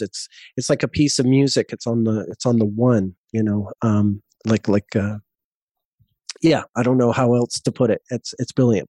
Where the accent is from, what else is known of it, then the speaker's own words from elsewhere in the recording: Montreal, Quebec, Canada; moved away as an adult; also born or lived in Vancouver; now in Cape Town, South Africa; I moved from Montreal, my hometown, to Vancouver